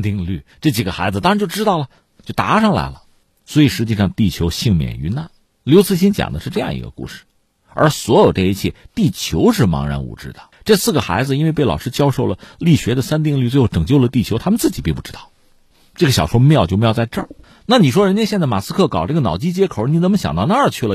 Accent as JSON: {"language": "Chinese", "country": "China", "said": "对我们中国人来说"}